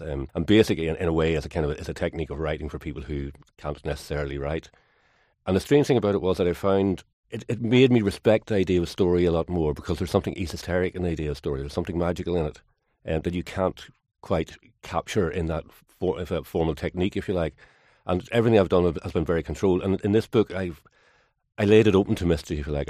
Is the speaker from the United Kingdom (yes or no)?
yes; Kilkeel, County Down, Northern Ireland, United Kingdom; the time I grew up in Kilkeagan, County Down